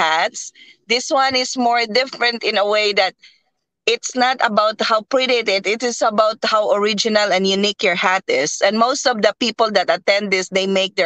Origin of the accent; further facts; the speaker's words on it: Philippines; now in Texas, United States; us Filipinos